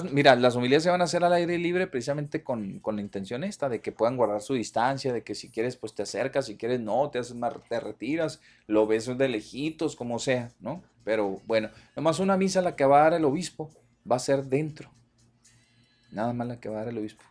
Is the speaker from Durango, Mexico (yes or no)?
yes; Ocampo, Durango, Mexico; moved away; todos los que nacimos ahí en las rancherías